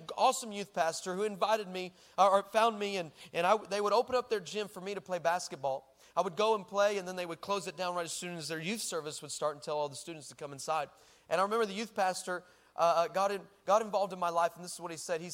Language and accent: English; El Paso, Texas, United States; moved away; I'm originally from El Paso, Texas